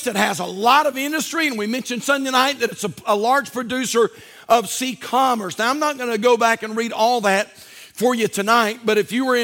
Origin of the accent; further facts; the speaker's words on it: United States; I'm an American